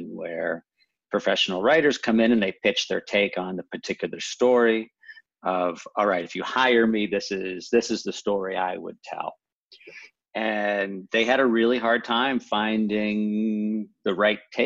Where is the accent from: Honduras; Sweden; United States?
United States; Houston, Texas; now in Los Angeles, United States; I live in LA, but I'm from Houston.